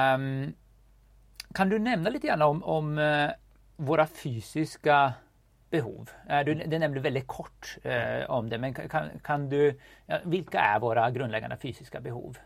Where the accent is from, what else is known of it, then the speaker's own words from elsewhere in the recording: Sweden; vi kommer båda från Sverige